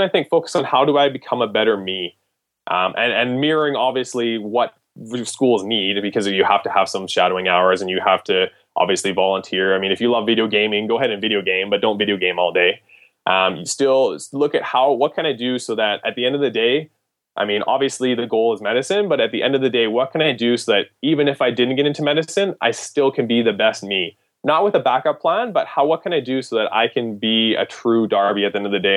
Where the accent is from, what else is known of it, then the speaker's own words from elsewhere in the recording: Canada; as a Canadian applying to American medical schools